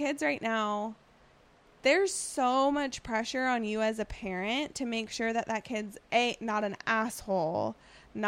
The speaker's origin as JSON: {"language": "English", "country": "United States", "tie": "born or raised there", "said": "growing up in East County"}